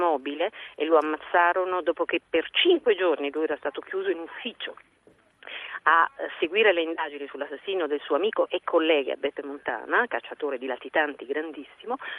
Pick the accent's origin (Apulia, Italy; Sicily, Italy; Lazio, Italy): Sicily, Italy; Messina; also born or lived in Palermo; io sono nata a Messina ma svezzata a Palermo, svezzata nel giornalismo e soprattutto svezzata nella mafia